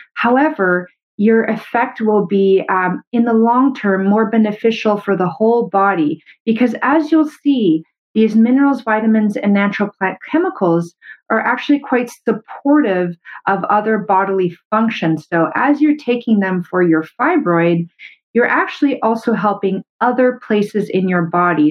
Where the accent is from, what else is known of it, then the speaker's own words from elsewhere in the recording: Canada; I'm a Canadian medical doctor